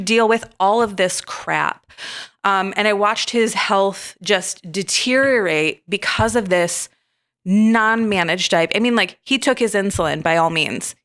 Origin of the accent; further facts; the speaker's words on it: Michigan, United States; I grew up in Michigan